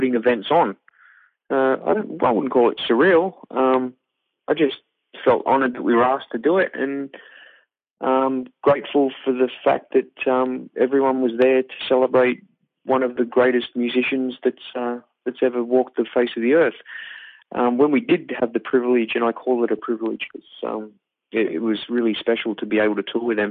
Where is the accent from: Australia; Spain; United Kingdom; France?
United Kingdom; Wales; they moved back to Wales to have me because of apartheid